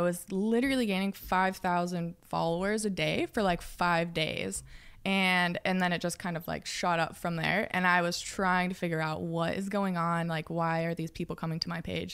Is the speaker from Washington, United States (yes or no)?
yes; outside Seattle, Washington, United States; moved away; also born or lived in Los Angeles; I grew up, like, forty minutes outside the city.